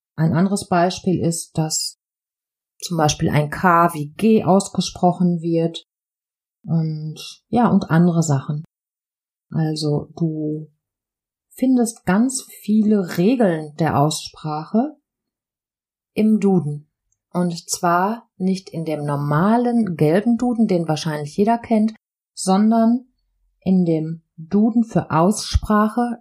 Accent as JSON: {"language": "German", "area": "Ruhr area", "region": "North Rhine-Westphalia", "country": "Germany", "tie": "born or raised there", "accent": "Ruhrpott", "said": "Ich wurde im tiefsten Herzen im Ruhrgebiet geboren"}